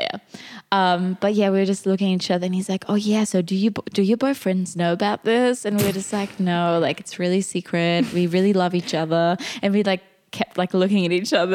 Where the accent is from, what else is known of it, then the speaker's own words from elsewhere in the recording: Germany; English is a second language; we're from Germany